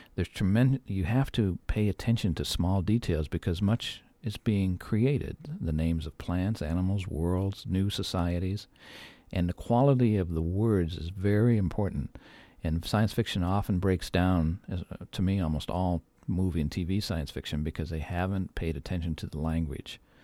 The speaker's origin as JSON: {"language": "English", "region": "Midwest", "country": "United States", "tie": "born or raised there", "said": "I grew up in the Midwest"}